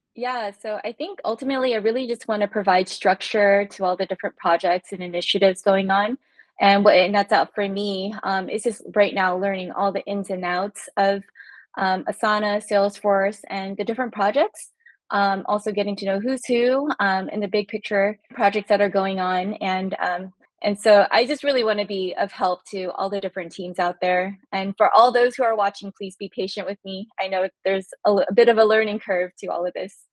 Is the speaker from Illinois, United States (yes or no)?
no; California, United States; now in Maryland, United States; I'm originally from California, actually. So coming to the East Coast